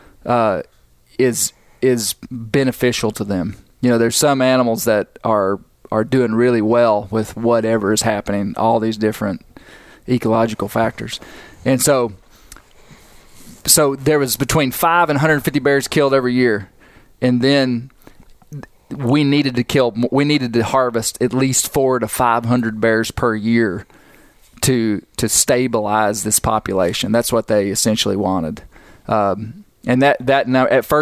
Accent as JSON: {"language": "English", "region": "Ouachita Mountains", "country": "United States", "tie": "born or raised there", "said": "I grew up in the Ouachitas"}